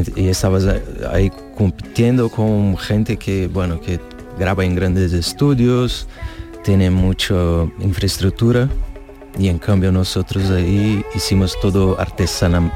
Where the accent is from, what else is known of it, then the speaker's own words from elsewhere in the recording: Brazil; soy de Brasil